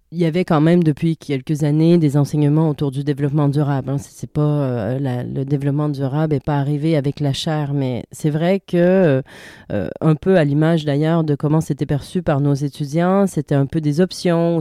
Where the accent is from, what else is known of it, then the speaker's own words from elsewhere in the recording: Canada; moved away as an adult; also born or lived in Montreal; now in France; je suis canadienne, en France quand même depuis quelques temps maintenant.